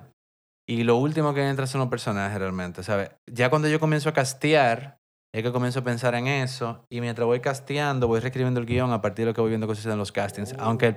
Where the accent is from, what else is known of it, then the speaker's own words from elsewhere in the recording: Santo Domingo, Distrito Nacional, Dominican Republic; yo soy de Santo Domingo, me crié aquí, esta es mi ciudad